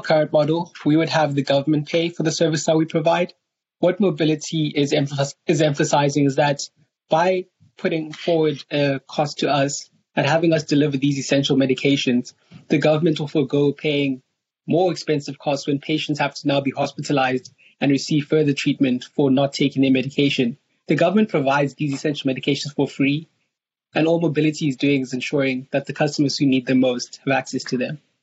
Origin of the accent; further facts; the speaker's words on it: South Africa; moved away; I'm from South Africa